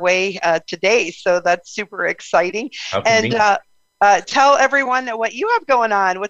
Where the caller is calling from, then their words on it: Salt Lake City, Utah, United States; I'm calling in from Salt Lake City, Utah